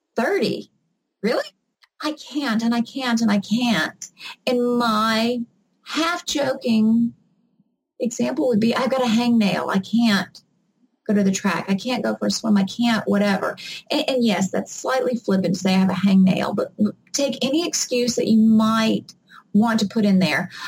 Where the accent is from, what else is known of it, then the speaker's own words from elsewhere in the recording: the South, United States; I'm from the South